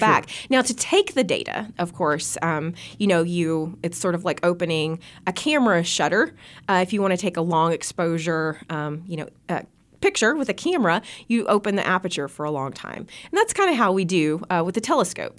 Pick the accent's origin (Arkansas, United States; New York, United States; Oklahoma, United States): Arkansas, United States; Bee Branch; moved away as an adult; also born or lived in Arizona; Growing up in Bee Branch, actually, I grew up under a really dark sky